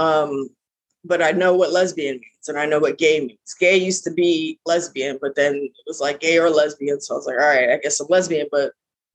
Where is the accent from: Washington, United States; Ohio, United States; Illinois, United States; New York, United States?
New York, United States; accent: heavy New York; I have a very heavy New York accent.